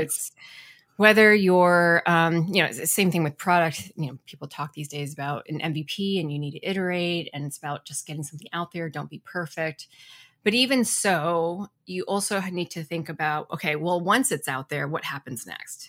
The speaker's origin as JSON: {"language": "English", "town": "Ann Arbor", "region": "Michigan", "country": "United States", "tie": "born or raised there", "moved": "yes", "lives_now": "Portland, Oregon, United States", "said": "I grew up in Ann Arbor, Michigan"}